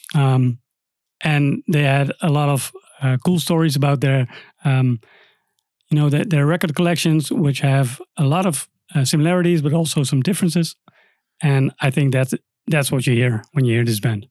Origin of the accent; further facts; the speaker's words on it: Netherlands; English is a second language; we're three Dutch dudes here